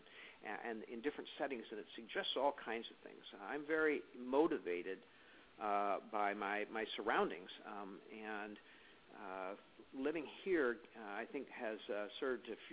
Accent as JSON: {"language": "English", "region": "Illinois", "country": "United States", "tie": "born or raised there", "moved": "as an adult", "lives_now": "Seattle, United States", "said": "I was in my hometown in Illinois for 42 years of my life"}